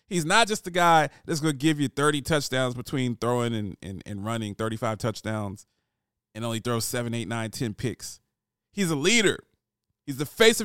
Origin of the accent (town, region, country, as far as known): United States; now in Nashville, United States